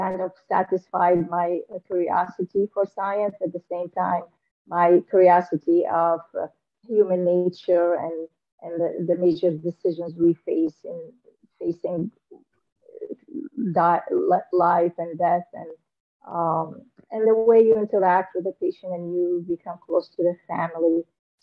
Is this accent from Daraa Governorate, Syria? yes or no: no; Damascus, Damascus Governorate, Syria; moved away as an adult; also born or lived in Aleppo; now in United States; I came from Syria. I was born in Damascus, Syria